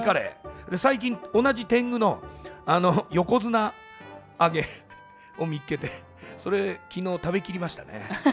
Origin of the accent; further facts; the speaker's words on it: Shimizu, Shizuoka, Japan; moved away as an adult; now in Tokyo, Japan; 僕静岡の清水出身なんですけど